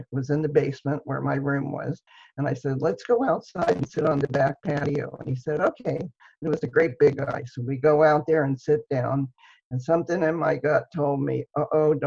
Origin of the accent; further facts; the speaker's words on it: Dayton, Ohio, United States; I'm from Dayton, Ohio